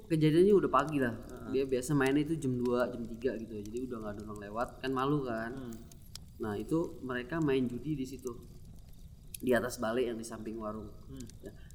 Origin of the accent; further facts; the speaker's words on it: Papua, Indonesia; gue bisa nih karena kan gue dari Papua